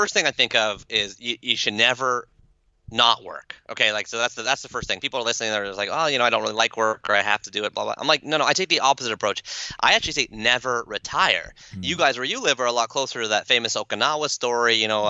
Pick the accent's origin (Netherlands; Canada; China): Canada; accent: Canadian; That's my Canadian accent.